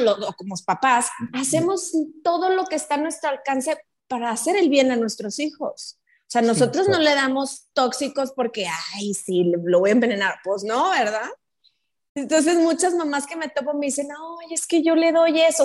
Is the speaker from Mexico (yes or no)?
yes; Mexico; soy de México